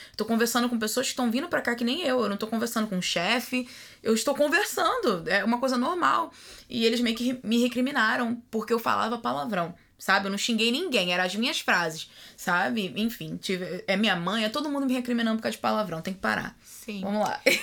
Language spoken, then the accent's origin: Portuguese; Rio de Janeiro, Brazil; moved away as an adult; now in Washington, United States; que sou do Rio de Janeiro